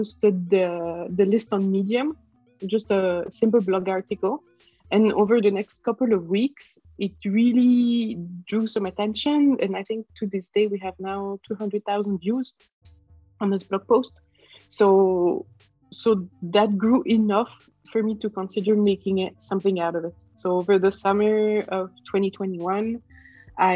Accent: Switzerland; I'm from Switzerland

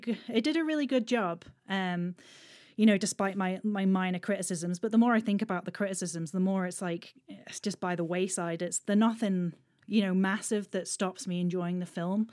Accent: Isle of Man; I'm from the Isle of Man

